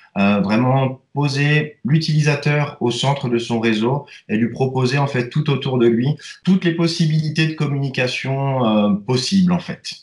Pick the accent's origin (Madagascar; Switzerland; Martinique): Switzerland; chez nous en Suisse